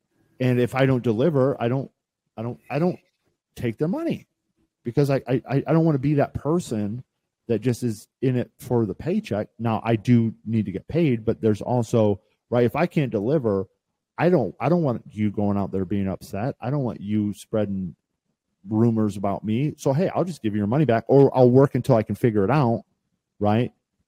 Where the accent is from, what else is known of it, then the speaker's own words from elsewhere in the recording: Midwest, United States; I grew up in the Midwest and it was sort of instilled in me like we don't charge people, Zach.